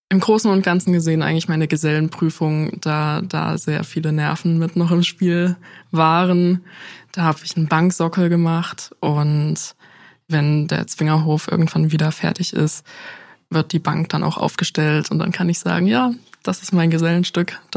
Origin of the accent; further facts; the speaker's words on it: Dresden, Saxony, Germany; Also ich bin ja in Dresden geboren, aufgewachsen und habe viele Erinnerungen.